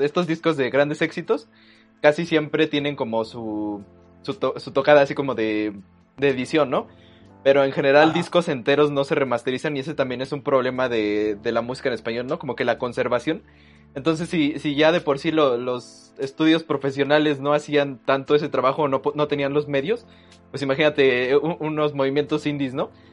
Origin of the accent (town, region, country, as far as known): Mexico